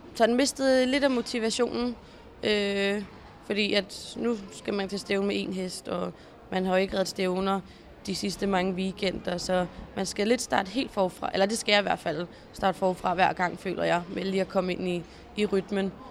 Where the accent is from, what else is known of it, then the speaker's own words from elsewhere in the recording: Zealand, Denmark; also born or lived in Jutland / Stenløse; da jeg flyttede fra Jylland øh, her tilbage til Sjælland